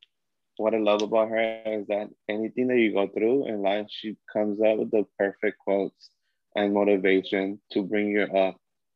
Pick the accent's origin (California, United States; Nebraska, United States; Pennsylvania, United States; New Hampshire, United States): California, United States; Long Beach; I grew up in Long Beach, California, and like it was like the seat of the gays